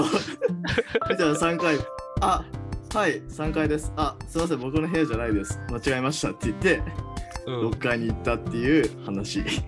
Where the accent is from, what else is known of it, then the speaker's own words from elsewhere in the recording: Hiroshima, Japan; now in Tokyo, Japan; 広島県出身なんで戸籍謄本もそっちじゃないと取得できない